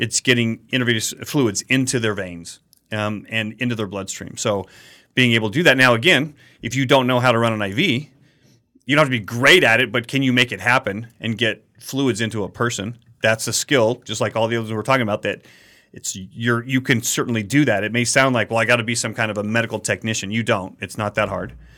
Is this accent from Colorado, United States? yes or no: yes; Colorado, United States; where I grew up in Colorado, there were some rattlesnakes